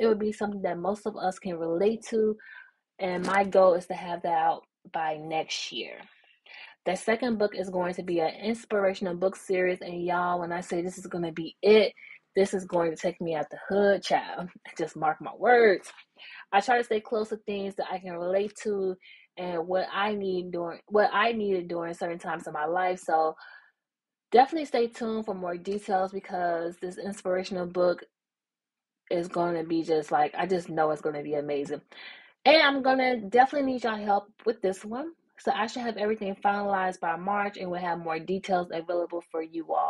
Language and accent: English; Memphis, Tennessee, United States; now in my hometown, Memphis